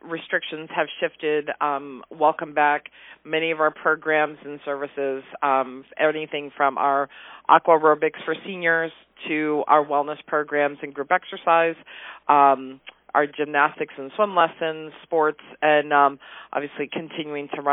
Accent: Manchester, New Hampshire, United States; now in Haverhill, United States; I grew up in Manchester, New Hampshire

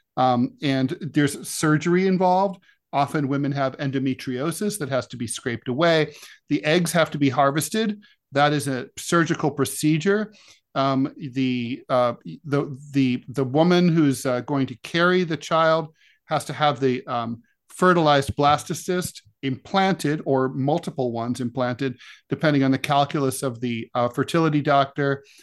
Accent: Ohio, United States; my home state of Ohio

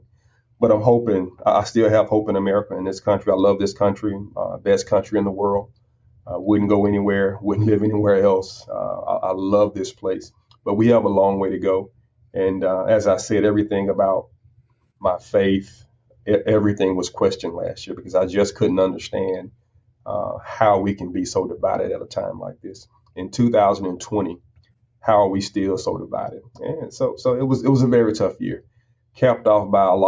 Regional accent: United States; As an American, as a proud American

